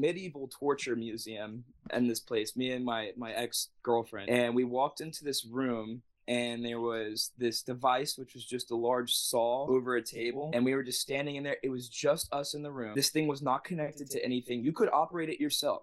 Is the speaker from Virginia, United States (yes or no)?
no; Jacksonville, Florida, United States; I grew up over in Jacksonville